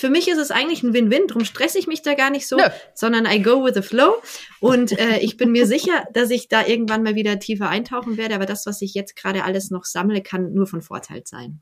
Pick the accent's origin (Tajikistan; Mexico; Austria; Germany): Germany; Bavaria; now in Berlin, Germany; ich bin ja aus Bayern geflohen